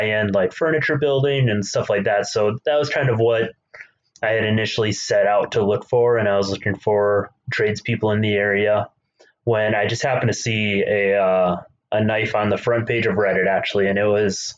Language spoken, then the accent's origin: English; Minnesota, United States; So I grew up in Minnesota. I grew up on a hobby farm